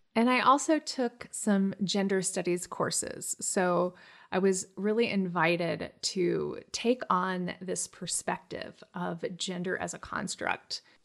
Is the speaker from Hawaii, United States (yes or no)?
yes; Hawaii, United States; When I was a kid growing up in Hawaii